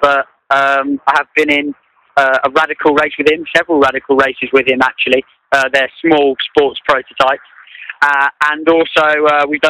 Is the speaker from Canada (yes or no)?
no; United Kingdom